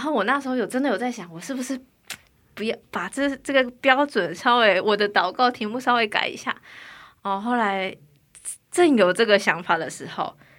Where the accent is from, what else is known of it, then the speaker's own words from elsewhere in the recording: Taiwan; moved away as an adult; now in South Korea; 我来自台湾